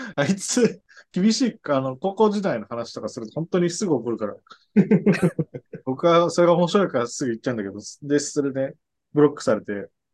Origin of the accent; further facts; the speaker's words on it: Nagano, Japan; moved away as an adult; now in Tokyo, Japan; 高校1年の春ですね。長野県の